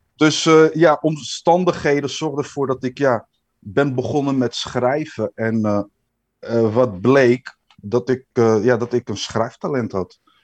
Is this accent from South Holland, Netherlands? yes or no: no; Amsterdam, North Holland, Netherlands; geboren en getogen in Amsterdam, De Pijp. Nou, Amsterdammer kan volgens mij niet.